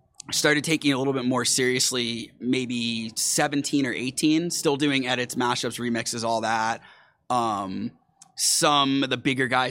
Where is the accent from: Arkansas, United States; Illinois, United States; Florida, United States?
Florida, United States; Tampa; now in Miami, United States; I grew up in Tampa